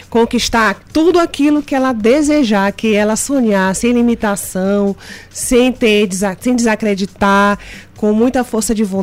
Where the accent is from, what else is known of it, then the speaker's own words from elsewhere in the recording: Maranhão, Brazil; Como você falou, eu sou maranhense, já fui bancária há 10 anos.